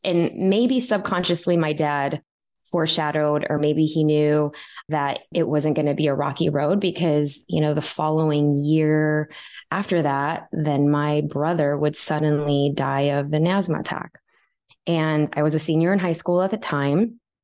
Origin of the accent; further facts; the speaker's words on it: Chicago, Illinois, United States; I was still growing up in Chicago